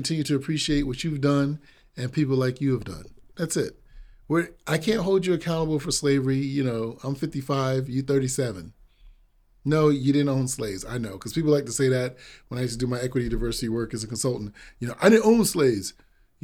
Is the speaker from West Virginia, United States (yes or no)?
no; Massachusetts, United States; also born or lived in Virginia; I grew up here in Massachusetts, so New England